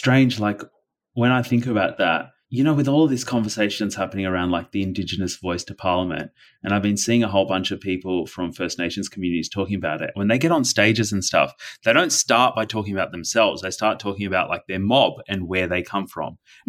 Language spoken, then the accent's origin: English; Delhi, India; born there; And then I was born just outside of Delhi, New Delhi in India.